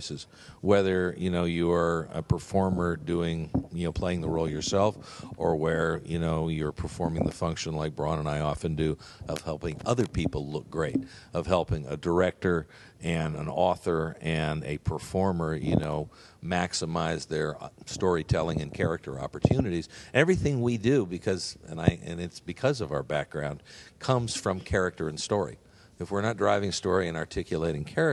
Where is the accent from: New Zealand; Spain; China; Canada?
Canada; moved away; also born or lived in Los Angeles, United States / San Diego, United States; I grew up in Canada. I was born in L.A., but I grew up in Canada